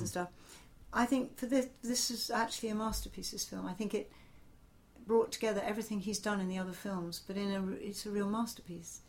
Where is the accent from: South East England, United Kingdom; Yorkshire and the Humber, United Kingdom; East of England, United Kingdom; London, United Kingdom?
South East England, United Kingdom; Portsmouth; I grew up in Portsmouth